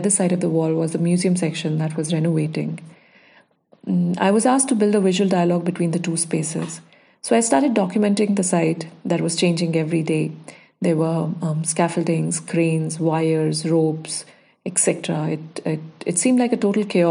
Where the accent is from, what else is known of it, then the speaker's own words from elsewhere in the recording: Dehradun, Uttarakhand, India; also born or lived in Chandigarh / Baroda; now in Bangalore, India; I grew up in Dehradun watching my dad work with verticals and horizontals on a drafting table